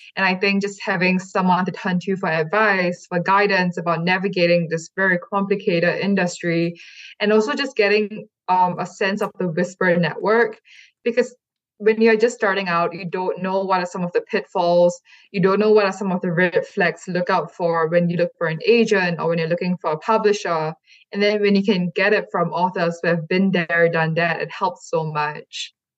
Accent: Singapore; moved away as an adult; also born or lived in California; I never really saw one that reflected my hometown or even mentioned my hometown.

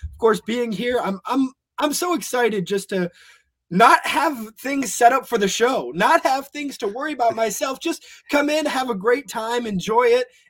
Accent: Buffalo, New York, United States; moved away as an adult; also born or lived in Orlando, Florida; Born and raised in Buffalo, New York.

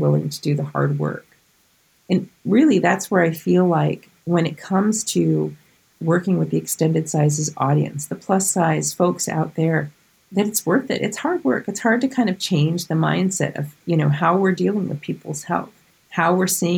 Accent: Vermont, United States; now in New Jersey, United States; my home state of Vermont and here in New Jersey

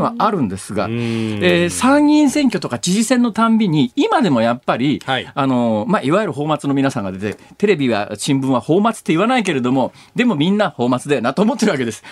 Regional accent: Saitama, Japan; moved away as an adult; now in Osaka, Japan; 小学校上がる1年前から埼玉県で大学卒業するまでいた

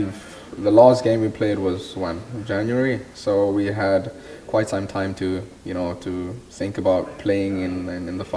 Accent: South Africa; also born or lived in Denmark; now in France; as South Africans, we don't get to play in major tournaments such as these abroad

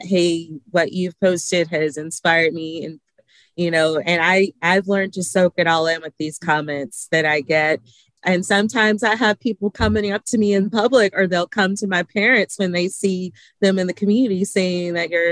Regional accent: Alabama, United States; I am a small town girl from Lynette, Alabama, raised for majority of my life. I am proud of my hometown

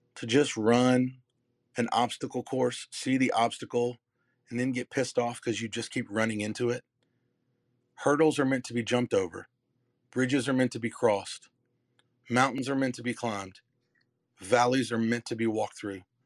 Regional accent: the Carolinas, United States; I'm from Carolina

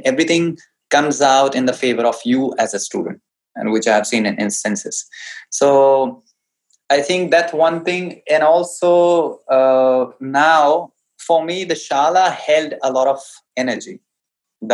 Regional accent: North India, India; English is a second language; I hail from North India and I understand Hindi better

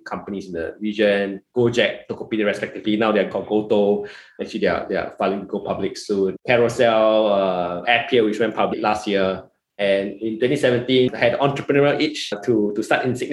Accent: Singapore; also born or lived in United States; I'm Singaporean like yourself

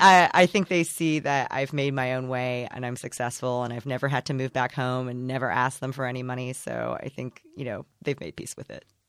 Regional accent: Indiana, United States; accent: broad, flat Indiana; moved away as an adult; also born or lived in Chicago, United States; now in Los Angeles, United States; I'm from Indiana, so I guess I could do a really broad, flat Indiana accent

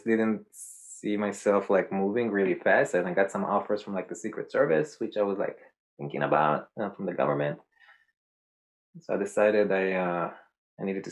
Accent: Israel; moved away as an adult; also born or lived in New York; I'm originally from Israel. I grew up there until age 21.

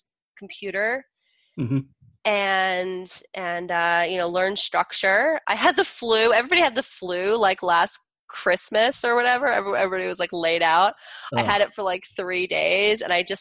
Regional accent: New Jersey, United States; I'm from Jersey.

